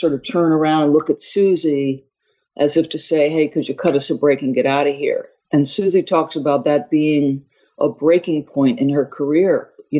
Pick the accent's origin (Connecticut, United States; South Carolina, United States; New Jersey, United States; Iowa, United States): New Jersey, United States; Manasquan; also born or lived in Long Island, New York; Irish Catholic family. And my parents decided to move to accommodate my father's job. When I was 7, we moved from Long Island to a small, very small town, 1 mile square town on the Jersey Shore called Manasquan, very difficult to enunciate.